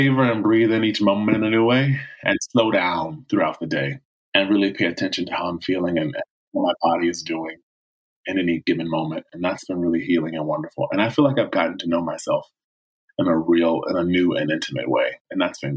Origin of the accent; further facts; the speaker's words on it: Chesapeake, Virginia, United States; now in Los Angeles, United States; I grew up in Chesapeake, Virginia, 757